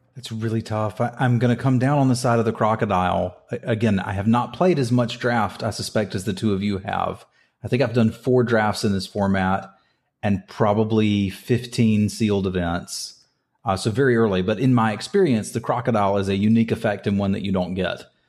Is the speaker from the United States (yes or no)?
yes; United States; I'm from, I'm from Carolina